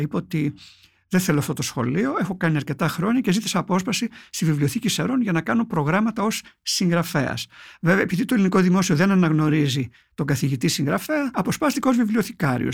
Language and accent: Greek; Palaiochori, Eastern Macedonia and Thrace, Greece; moved away as an adult; also born or lived in Thessaloniki / Evros; εγώ κατάγομαι από το Παλαιοχώρι Παγκαίου, έχω φύγει μετά τα 18 ε, για σπουδέ στη Θεσσαλονίκη